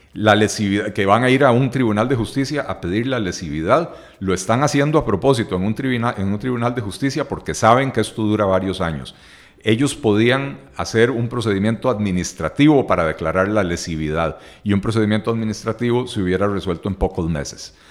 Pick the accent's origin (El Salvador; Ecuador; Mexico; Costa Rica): Costa Rica